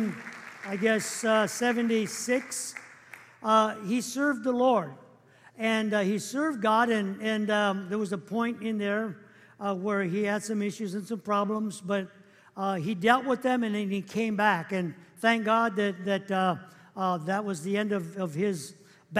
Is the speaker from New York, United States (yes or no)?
no; Los Angeles, California, United States; when I grew up, we grew up in East Los Angeles